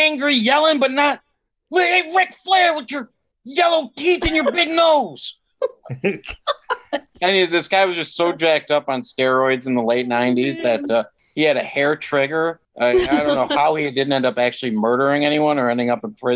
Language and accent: English; Chicago, Illinois, United States; I was born in Chicago